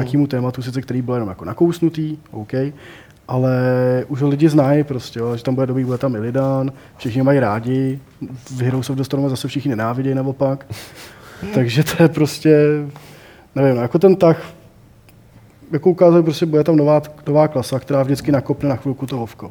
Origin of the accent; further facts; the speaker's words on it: Prague, Czechia; já jsem prostě Pražák jak poleno